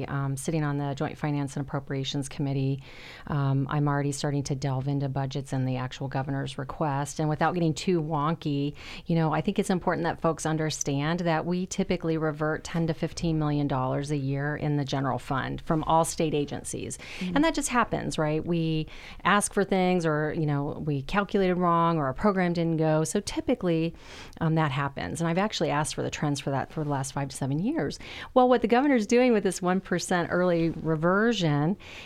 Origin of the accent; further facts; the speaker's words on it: Ohio, United States; now in Boise, United States; my home state of Ohio